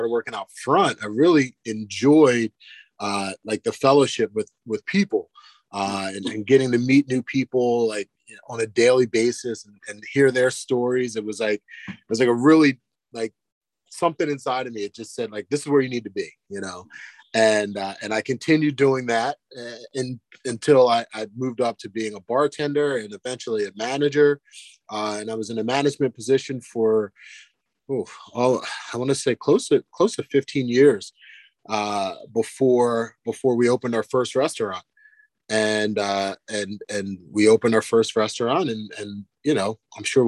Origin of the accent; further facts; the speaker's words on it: Ocean City, New Jersey, United States; moved away as an adult; now in Lehigh Valley, United States; I grew up in South Jersey, right outside of Ocean City, Atlantic City area, right there, down near the beach